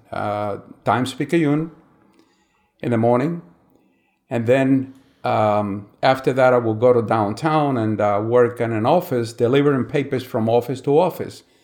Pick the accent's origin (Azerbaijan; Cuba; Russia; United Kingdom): Cuba; San Miguel de los Baños, Matanzas; I was born in Cuba, uh, May eighteen, nineteen forty-eight, in a small town, uh, in Cuba called San Miguel de los Baños